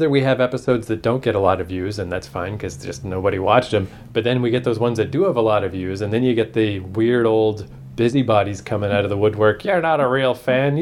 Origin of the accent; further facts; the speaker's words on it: Canada; we're Canadian